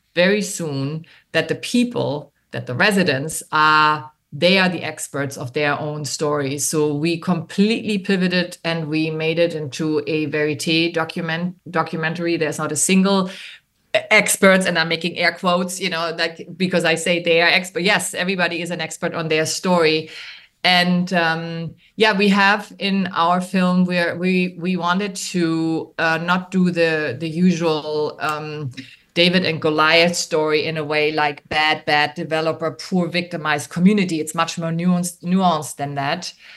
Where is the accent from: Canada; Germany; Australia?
Germany; English is a second language; moved away as an adult; also born or lived in New York; now in Miami, United States; I am originally from Germany and I came to Miami in the late 80s to study film